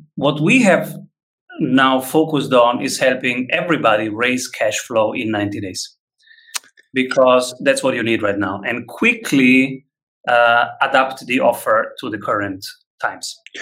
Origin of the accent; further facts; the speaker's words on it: Rome, Lazio, Italy; moved away as an adult; now in Vienna, Austria; I am from Rome